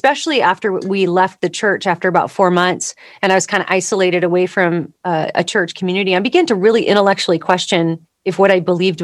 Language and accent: English; Southern California, United States; I grew up in Southern California